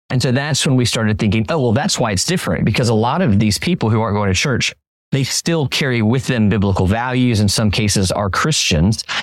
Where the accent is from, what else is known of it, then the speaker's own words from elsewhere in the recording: Orlando, Florida, United States; moved away; also born or lived in Italy / Oxford, Mississippi; I grew up in Orlando. We moved around the world for 15 years, came we, were in Italy for a little bit, uh, five years, and I moved from one foreign country to another. Went to Oxford, Mississippi, and uh, and we then came back to Orlando